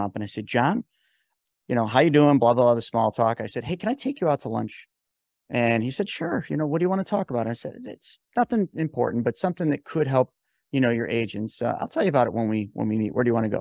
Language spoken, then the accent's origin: English; New York, United States; I'm from New York